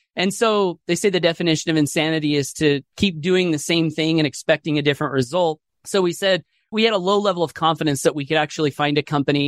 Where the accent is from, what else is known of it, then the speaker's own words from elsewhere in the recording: Southeast Idaho, United States; I grew up here in Southeast Idaho, single parent family